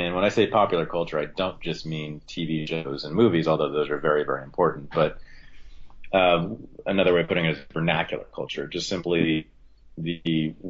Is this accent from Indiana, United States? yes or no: no; Berkeley, California, United States; also born or lived in Ohio / New York City; growing up in Berkeley in the 1970s and 80s